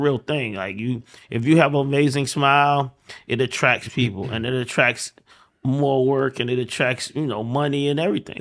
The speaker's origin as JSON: {"language": "English", "town": "Atlanta", "region": "Georgia", "country": "United States", "said": "I'm from Atlanta"}